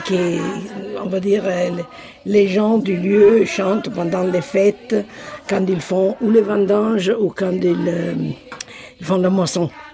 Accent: Sassoferrato, Marche, Italy; moved away; je suis née à Ancona, Sassoferrato

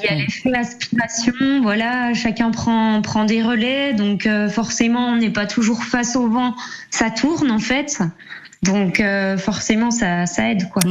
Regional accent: Jura, Bourgogne-Franche-Comté, France; je suis du Jura

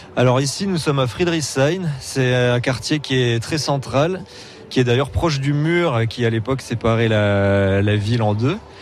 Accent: Montpellier, Occitania, France; moved away as an adult; now in Berlin, Germany; Je suis de Montpellier même. Je suis né dans l'ancienne maternité qui a fermé depuis. donc vrai Montpellier

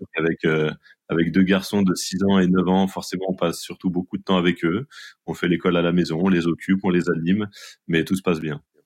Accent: Saint-Denis, Île-de-France, France; je suis originaire euh, de Saint-Denis.

